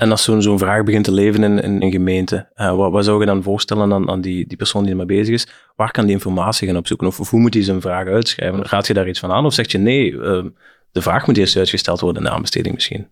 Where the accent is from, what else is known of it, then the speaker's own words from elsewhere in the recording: Flanders, Belgium; bij ons in Vlaanderen